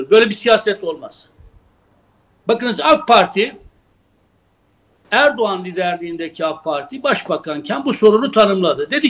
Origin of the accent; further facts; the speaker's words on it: Turkey; first language Kurdish; Turkish is a second language; benim kendi ana dilimden bahsediyorum. Bir Kürt olarak kendi ana dilimden bahsediyorum.